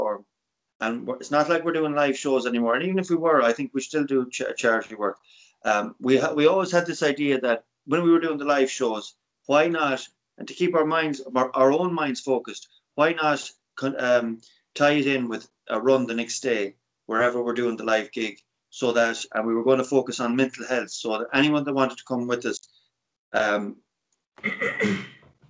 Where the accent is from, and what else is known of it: Ireland